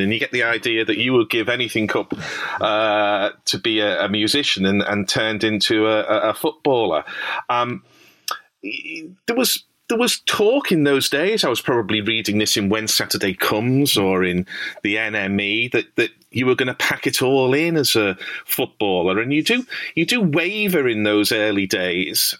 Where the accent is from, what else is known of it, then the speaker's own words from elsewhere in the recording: Liverpool, North West England, United Kingdom; I grew up in Liverpool. You may tell from my accent